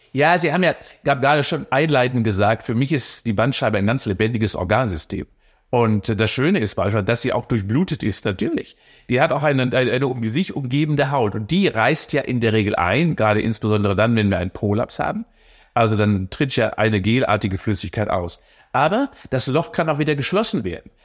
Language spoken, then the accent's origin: German; Cologne, North Rhine-Westphalia, Germany; als Kölner